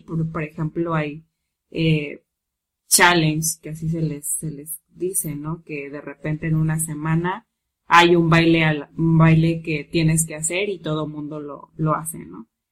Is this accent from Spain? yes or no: no; Mexico; como todo mexicano